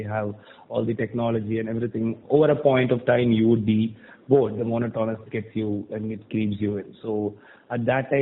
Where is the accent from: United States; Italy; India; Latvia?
India; Thoothukudi, Tamil Nadu; also born or lived in Chennai; I was born and brought up in Tuticorin, which is a city in South Tamil Nadu. So I finished my schooling here